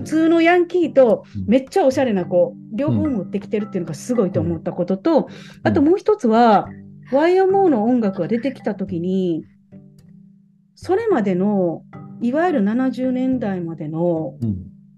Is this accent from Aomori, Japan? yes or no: no; Takatsuki, Osaka, Japan; 私は大阪の高槻出身